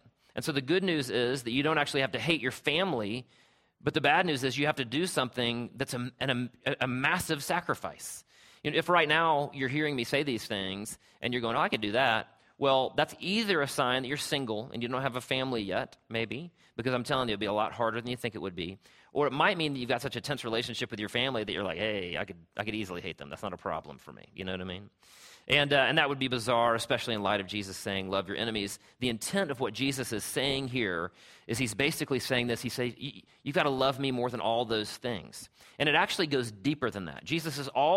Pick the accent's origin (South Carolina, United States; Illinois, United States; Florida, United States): South Carolina, United States; Travelers Rest; growing up in Travelers Rest, South Carolina, where I'm from.